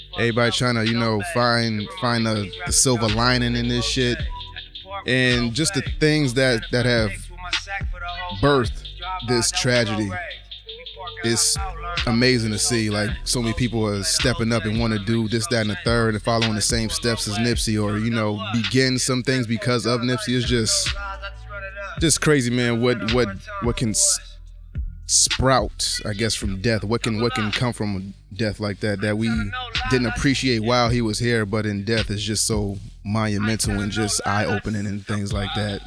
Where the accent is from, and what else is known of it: Bridgeport, Connecticut, United States; born or raised there